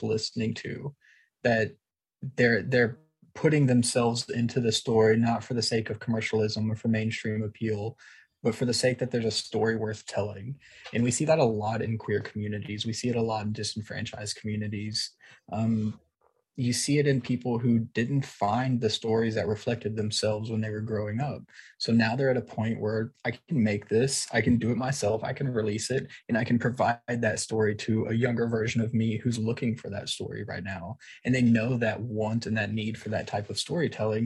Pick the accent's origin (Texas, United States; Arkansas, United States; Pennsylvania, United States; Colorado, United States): Texas, United States; East; I'm from East Texas, at a place where you had to try really hard to find your reflection in the story